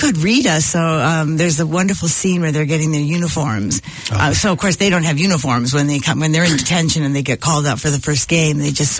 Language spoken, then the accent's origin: English; United States; I'm American